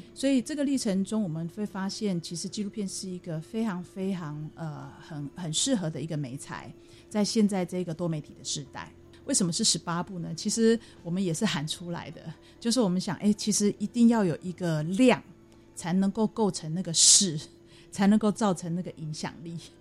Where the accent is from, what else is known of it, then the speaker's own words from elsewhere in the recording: Taiwan; 身为台湾人好骄傲啊